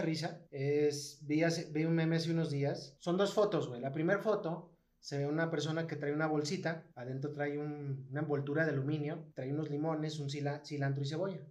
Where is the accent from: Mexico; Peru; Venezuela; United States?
Mexico